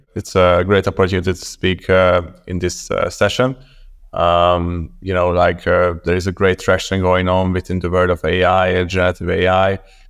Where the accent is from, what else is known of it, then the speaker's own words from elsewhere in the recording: Budapest, Hungary; moved away as an adult; also born or lived in Copenhagen, Denmark; So I'm originally from Budapest, Hungary.